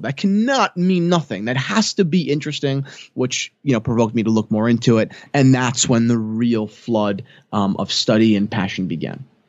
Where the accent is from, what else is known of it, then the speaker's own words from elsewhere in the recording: New Jersey, United States; I'm twenty-two years old. I'm from New Jersey.